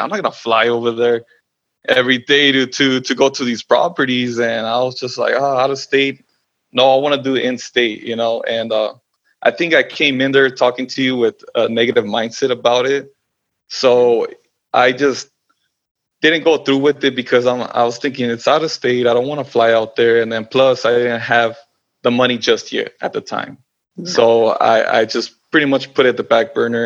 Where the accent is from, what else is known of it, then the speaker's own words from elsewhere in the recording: Los Angeles, California, United States; I was born and raised in Los Angeles and California